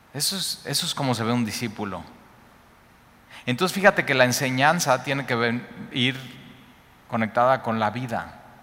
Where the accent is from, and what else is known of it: Mexico; also born or lived in Cuernavaca